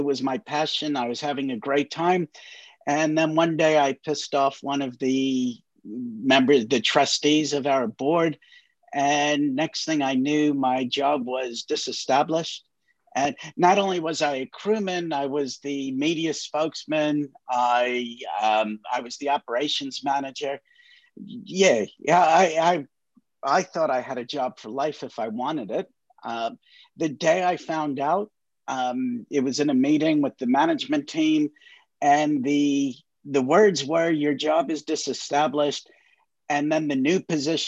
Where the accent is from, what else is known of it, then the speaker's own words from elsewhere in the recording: New York, United States; moved away as an adult; now in New Zealand; I grew up in New York and was always a volunteer firefighter and paramedic in the States.